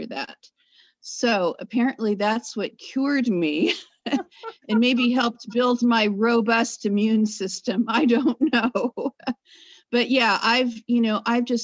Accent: California, United States; moved away as an adult; now in Yaak, Montana, United States; I come from California, but I've been in the upper northwest part of Montana for almost 15 years

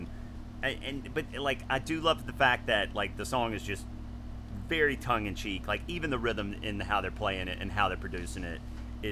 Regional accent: the South, United States; when I was growing up in the South

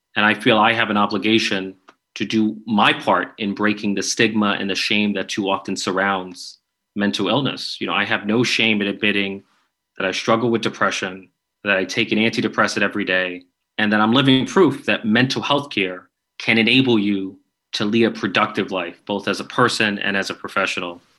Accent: New York, United States; I'm from New York

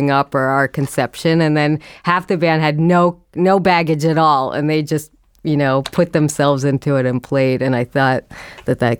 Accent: Boston, Massachusetts, United States; I grew up in the suburbs of Boston, but my mother was from New York

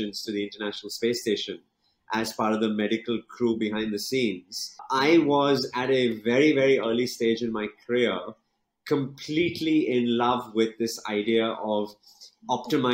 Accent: England, United Kingdom; moved away as an adult; now in Mumbai, India; studying and growing up in England

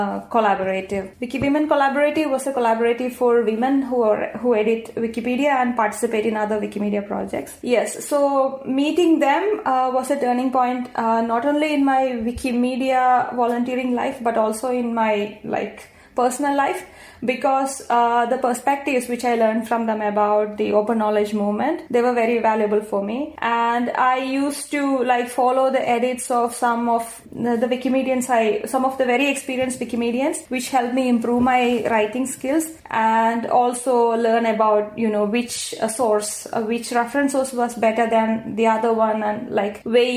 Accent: India; first language Malayalam; English is a second language; India, the country I come from

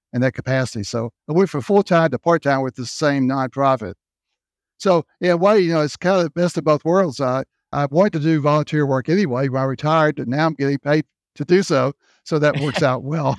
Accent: Memphis, Tennessee, United States; moved away as an adult; also born or lived in North Carolina / South Carolina / Florida / Texas; grew up in Memphis, Tennessee. That was my hometown

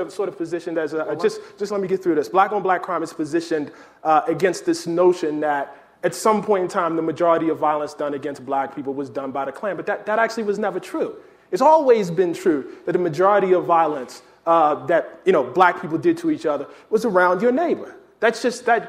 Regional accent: Baltimore, Maryland, United States; growing up in Baltimore

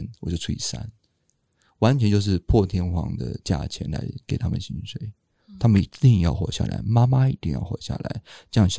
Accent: Taiwan; 而且更重要的是，我们台湾人不是很喜欢喵喵跟汪汪吗？

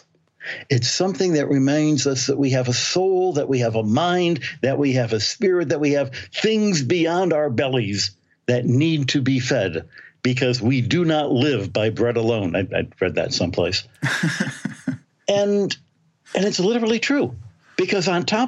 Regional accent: the Thumb of Michigan, United States; moved away; I grew up in a little village in, you know, the thumb of Michigan

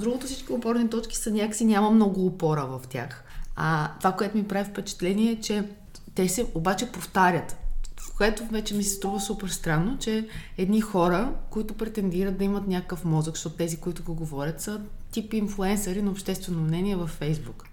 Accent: Bulgaria; като българи

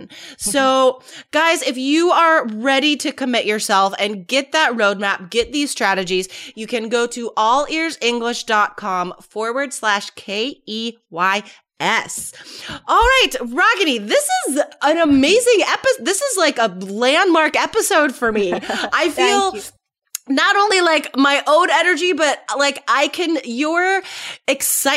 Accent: United States; I'm American

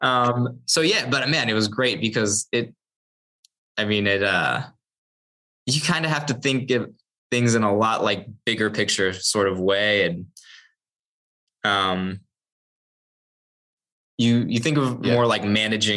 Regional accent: United States; I'm American.

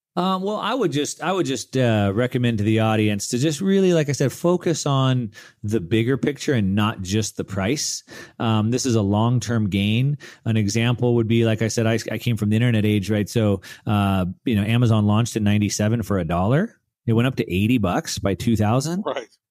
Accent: United States; we grew up in the United States

